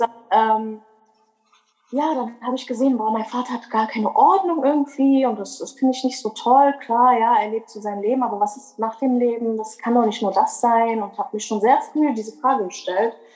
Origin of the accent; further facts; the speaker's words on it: Berlin, Germany; moved away as an adult; now in North Rhine-Westphalia, Germany; ich bin eigentlich Berlinerin. Ich lebe aber in NRW seit ungefähr fünf Jahren.